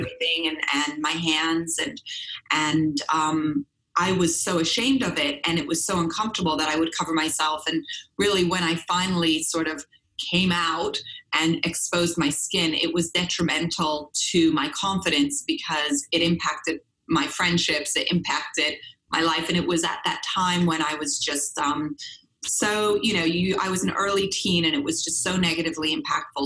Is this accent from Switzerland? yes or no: yes; Switzerland; growing up in Europe, I was born in Switzerland on a biodynamic farm